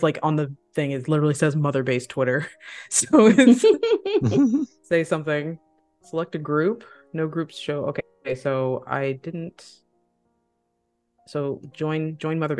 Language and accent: English; Midwest, United States; also born or lived in Ohio / Missouri; now in California, United States; I grew up in the Midwest